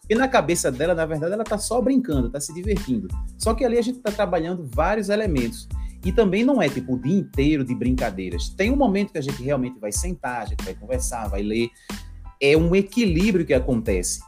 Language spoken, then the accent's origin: Portuguese; Recife, Pernambuco, Brazil; sou aqui de Recife, Pernambuco, né, uhum. Nordeste